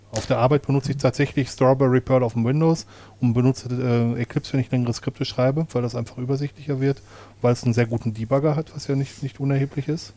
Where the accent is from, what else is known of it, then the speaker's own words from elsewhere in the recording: Ruhr area, North Rhine-Westphalia, Germany; in meiner Heimatregion